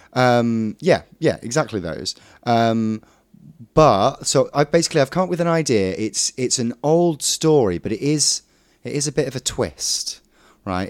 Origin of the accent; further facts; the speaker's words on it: Derbyshire, East Midlands, United Kingdom; I'm from Derbyshire